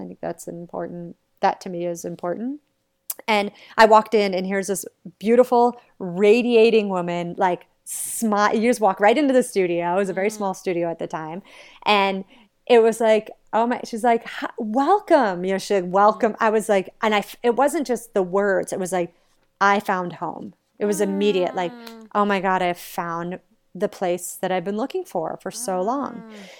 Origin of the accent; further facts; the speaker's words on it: New England, United States; I'm like this girl from New England, like growing up in a very regular American household